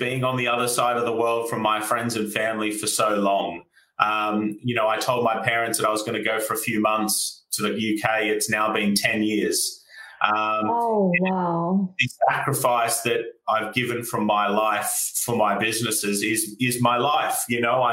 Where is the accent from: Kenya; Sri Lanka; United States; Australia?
Australia; moved away as an adult; now in United Kingdom; as you can tell from my accent, I'm from Australia, and I came over here as a backpacker in 2012